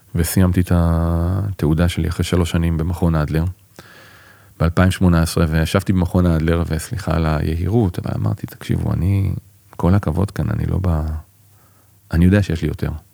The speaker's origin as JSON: {"language": "Hebrew", "town": "Holon", "region": "Tel Aviv District", "country": "Israel", "tie": "born or raised there", "also_born_or_lived": "Bat Yam", "moved": "yes", "lives_now": "kibbutz near Beit Shemesh, Israel", "said": "אני יליד בת ים, נולדתי בבת ים, גדלתי בחולון"}